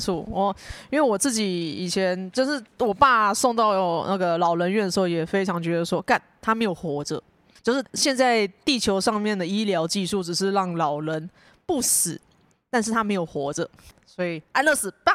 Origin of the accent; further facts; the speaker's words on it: Taipei, Taiwan; moved away; 我是那种出生长大都在台北的人，然后离开台北之后才发现，干，世界跟我想的不一样